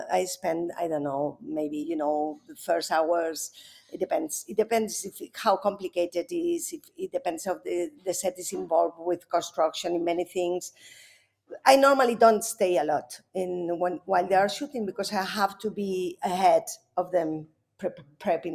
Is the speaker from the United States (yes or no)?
no; Spain; I was raised Catholic first because, you know, I'm from Spain